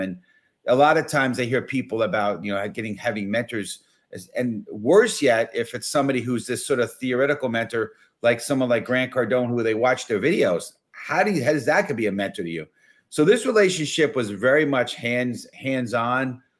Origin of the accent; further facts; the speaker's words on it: New York City, New York, United States; I was born and raised in the Bronx.